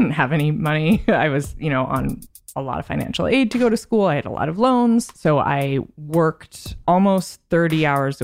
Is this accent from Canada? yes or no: yes; Vancouver, British Columbia, Canada; moved away as an adult; now in New York, United States; I grew up in Vancouver, Canada, until I was 18, and then I moved to New York.